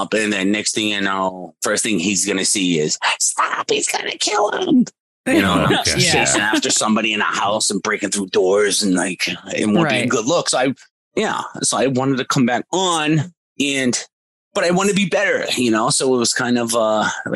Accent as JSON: {"language": "English", "town": "Boston", "region": "Massachusetts", "country": "United States", "said": "I'm from Boston"}